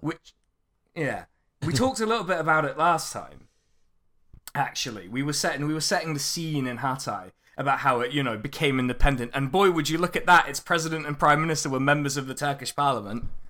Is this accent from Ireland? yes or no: no; Reading, South East England, United Kingdom; Reading means the place, the boring place where I'm from